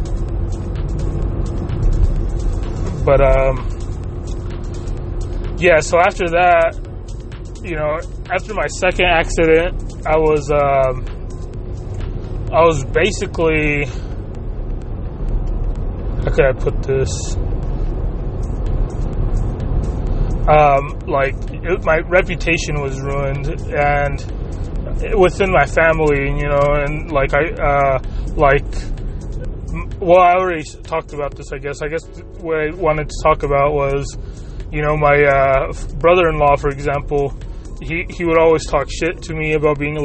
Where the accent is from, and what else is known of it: Salt Lake City, Utah, United States; born or raised there; also born or lived in West Valley City, Utah